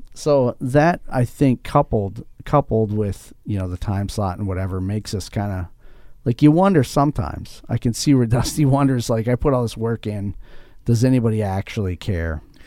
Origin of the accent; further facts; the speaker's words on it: Mankato, Minnesota, United States; I'm from Mankato here